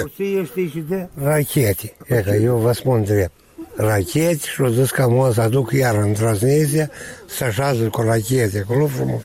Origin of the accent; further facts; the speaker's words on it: Moldova; tăți din țara noastră moldovenească, care noi aici am crescut